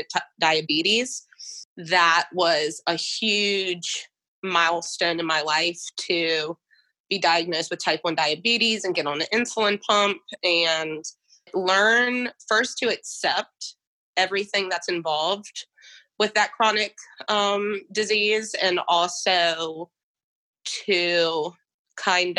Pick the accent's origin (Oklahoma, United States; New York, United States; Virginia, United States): Virginia, United States; Goochland; moving back to my hometown in Goochland